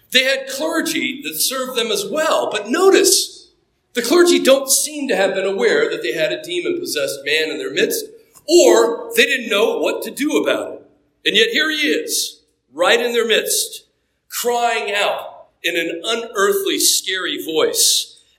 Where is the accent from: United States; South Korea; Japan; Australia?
Japan; There was an old shrine on the military base that I grew up on in Japan